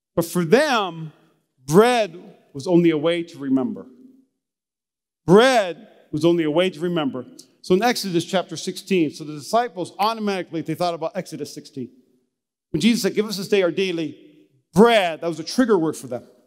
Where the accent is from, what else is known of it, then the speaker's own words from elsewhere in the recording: North Dakota, United States; I'm from the Midwest. I'm from North Dakota